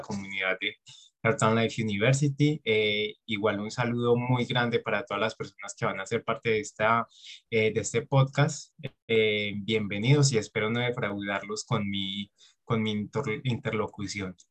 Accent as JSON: {"language": "Spanish", "region": "Antioquia", "country": "Colombia", "said": "Yo soy de Colombia y en Colombia tenemos la percepción, o sobre todo en mi región, que es Antioquia"}